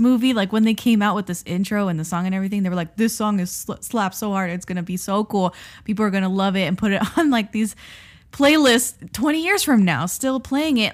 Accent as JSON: {"language": "English", "region": "South Florida", "country": "United States", "moved": "yes", "said": "we're from South Florida, And we were living in South Florida during his tenure"}